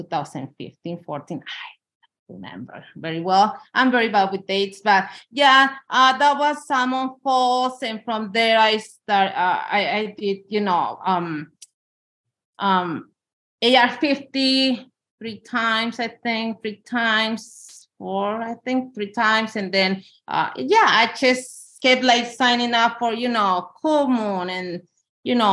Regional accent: Mexico City, Mexico; moved away as an adult; now in Auburn, United States; I'm from Mexico City.

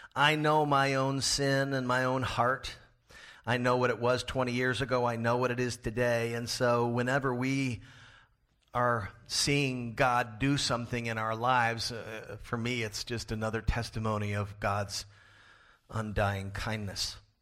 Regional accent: Florida, United States; now in Pasadena, United States; my home state of Florida

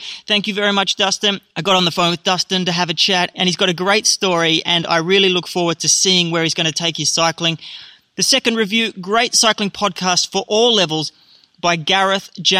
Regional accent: Australia; being an Aussie

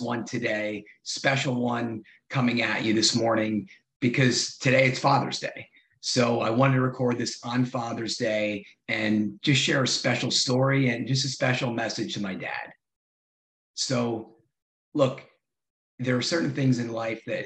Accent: Madison, New Jersey, United States; also born or lived in New York City; growing up in Madison, New Jersey, great suburb

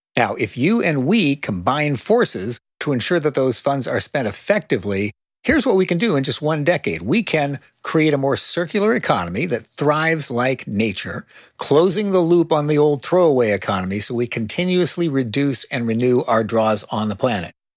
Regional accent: Sunnyvale, California, United States; When I was a young activist growing up in Silicon Valley and Sunnyvale

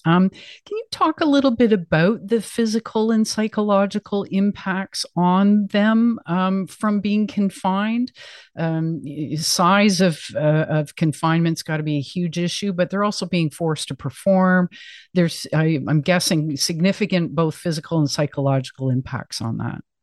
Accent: Canada; as a Canadian

